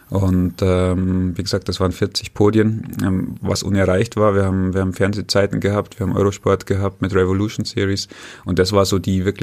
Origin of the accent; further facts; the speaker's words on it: Holzkirchen, Bavaria, Germany; also born or lived in Irschenberg; bin aufgewachsen in Oberbayern, in Holzkirchen und dann nach Irschenberg gezogen.